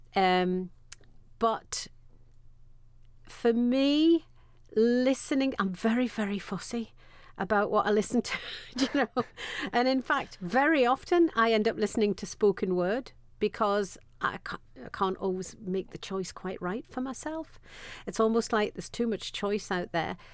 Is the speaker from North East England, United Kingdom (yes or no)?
yes; Sunderland, North East England, United Kingdom; I was born and bred in Sunderland